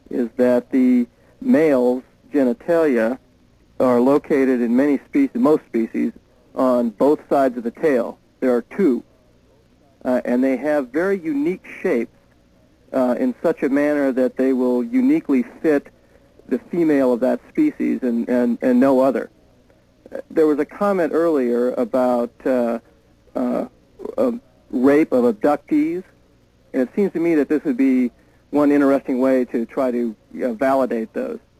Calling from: Baton Rouge, Louisiana, United States; Baton Rouge, Louisiana.

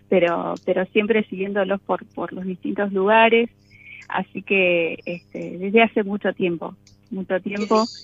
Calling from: General Roca, Río Negro, Argentina; soy oyente desde hace bastante tiempo General Rócara, provincia de Río Negro

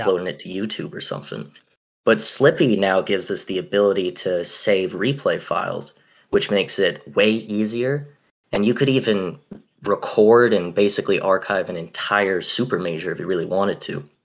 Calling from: Massachusetts, United States; I'm calling in from Massachusetts

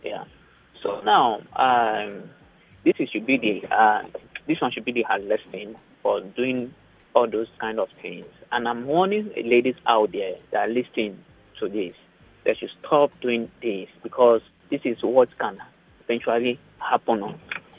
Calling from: Lagos, Nigeria; I'm calling from Obalende.

